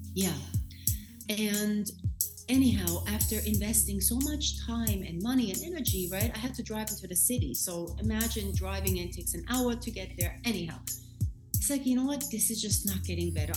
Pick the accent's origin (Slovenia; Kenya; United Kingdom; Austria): Austria; moved away as an adult; now in New York, United States; I am in New York, but um, I was born and raised in Austria. I came to this country when I was 21 years old